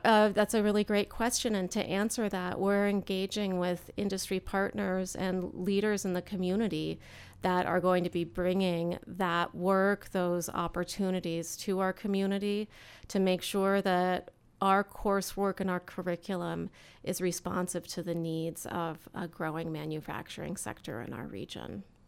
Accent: Eugene, Oregon, United States; moved away as an adult; now in Central Oregon, United States; my parents were public school teachers growing up in Eugene

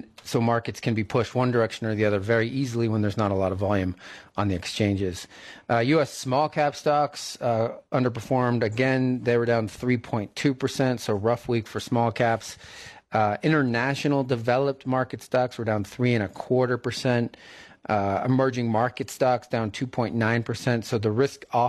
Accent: East Coast, United States; moved away; I grew up on the East Coast

